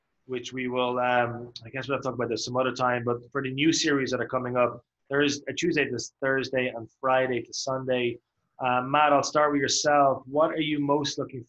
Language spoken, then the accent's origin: English; Ireland; now in South Korea; As an Irishman